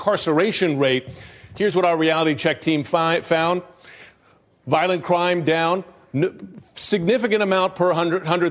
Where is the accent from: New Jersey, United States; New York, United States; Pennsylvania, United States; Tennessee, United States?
New York, United States; I'm a New Yorker. I used to play at elementary school basketball